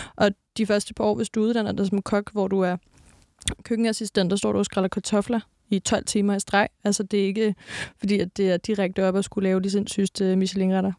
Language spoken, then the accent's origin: Danish; Næstved, Zealand, Denmark; jeg er fra Næstved. Altså, sådan, jeg er fra provinsen